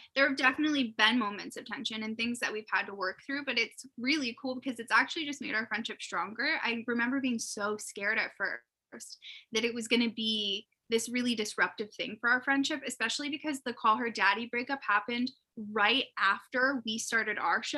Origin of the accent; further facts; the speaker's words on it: Erie, Pennsylvania, United States; we're both from Erie, Pennsylvania, which is in the United States